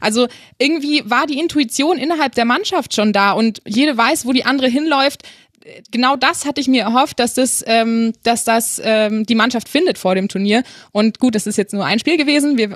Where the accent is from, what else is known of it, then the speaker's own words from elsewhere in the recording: Austria; wenn ich das als Österreicher so sagen darf.